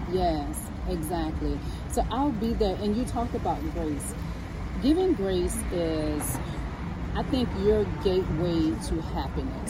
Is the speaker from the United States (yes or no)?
yes; New Orleans, Louisiana, United States; I come from the Florida Projects